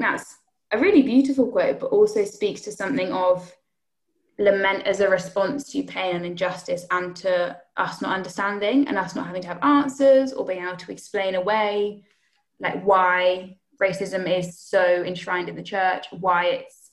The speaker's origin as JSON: {"language": "English", "country": "United Kingdom", "said": "as British people"}